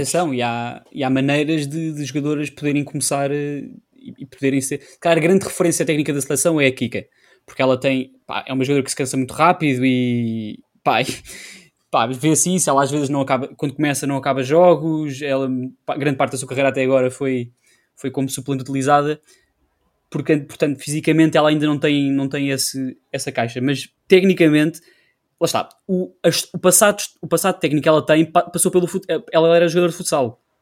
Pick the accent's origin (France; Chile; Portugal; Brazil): Portugal; somos portugueses